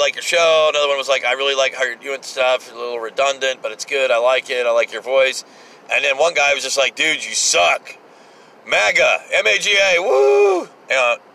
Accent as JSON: {"language": "English", "country": "United States", "said": "as an American"}